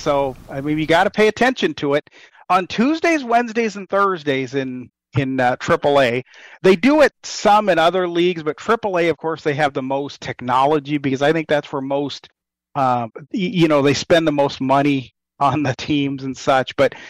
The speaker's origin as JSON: {"language": "English", "region": "Mississippi", "country": "United States", "tie": "born or raised there", "said": "when you could hear Mike Shannon and Jack Buck and at times Bob Uecker sit there in those rain delays and tell stories."}